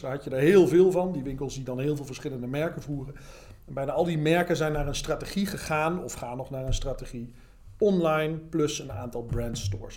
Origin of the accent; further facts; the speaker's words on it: Heerlen, Limburg, Netherlands; Ik kom zelf uit Heerlen, uit Zuid-Limburg.